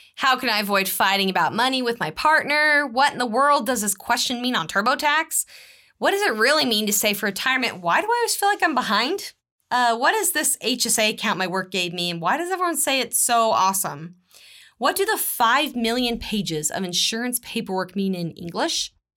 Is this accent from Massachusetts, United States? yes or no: no; Texas, United States; moved away; also born or lived in Utah; I'm originally from the great state of Texas